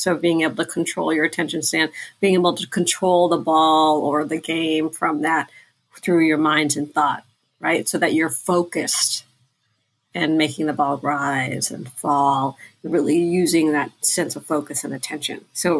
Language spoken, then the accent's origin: English; Thailand; now in United States; because we're immigrants from Thailand